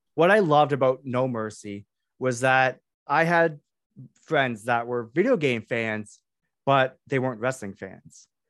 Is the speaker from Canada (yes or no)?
yes; Canada; I am Canadian